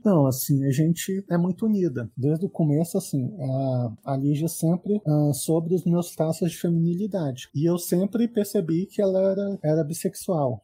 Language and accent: Portuguese; Brasília, Federal District, Brazil; eu sou brasiliense, assim, eu sempre morei aqui em Brasília